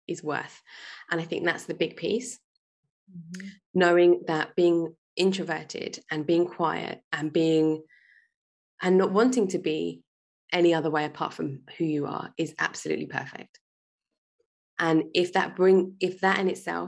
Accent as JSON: {"language": "English", "region": "London", "country": "United Kingdom", "tie": "born or raised there", "said": "I was born in London. I grew up in England."}